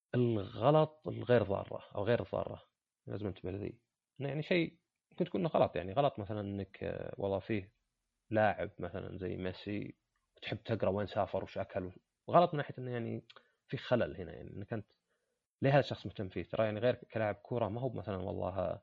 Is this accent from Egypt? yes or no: no; Saudi Arabia; عندنا في السعودية